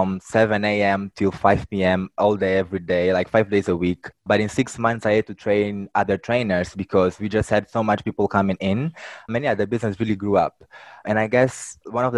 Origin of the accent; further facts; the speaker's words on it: Mozambique; I'm from Mozambique. It's a country in Southeast Africa. I was born and raised here